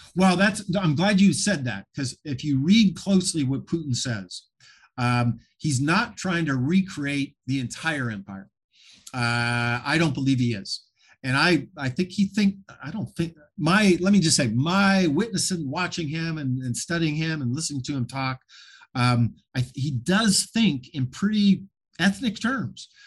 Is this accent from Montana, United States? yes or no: yes; Montana, United States; I grew up in Montana, uh, you know, right across the border was Canada. I, I grew up in a town of three thousand people, about an hour from Canada.